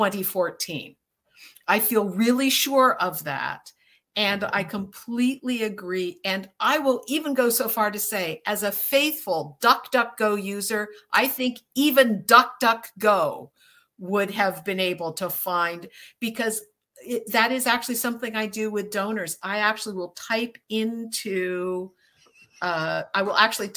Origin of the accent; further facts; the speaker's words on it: Cambridge, Massachusetts, United States; I was born in Cambridge, Massachusetts